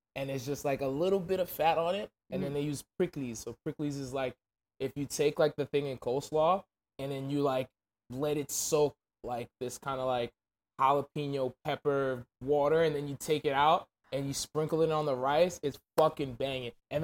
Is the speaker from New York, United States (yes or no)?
yes; Brentwood, New York, United States; also born or lived in Park Slope, Brooklyn / Haiti (family); Then my family moved to Brentwood, Long Island. So I was raised in Brentwood